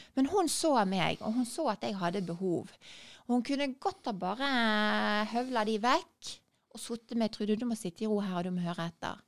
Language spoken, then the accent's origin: Norwegian; Bergen, Vestland, Norway; er jeg jo fra Bergen